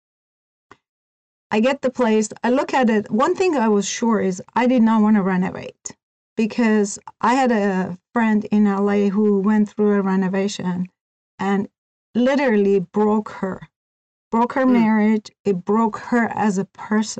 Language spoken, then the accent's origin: English; Iran; moved away as an adult; also born or lived in California / Oregon; now in United States; I was born and raised in Iran. I was 18 when I came to the United States